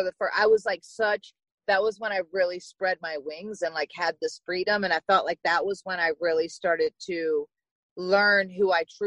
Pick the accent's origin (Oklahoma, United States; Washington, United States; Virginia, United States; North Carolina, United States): Virginia, United States; I'm from Virginia. So a small town in Virginia. And I grew up riding horses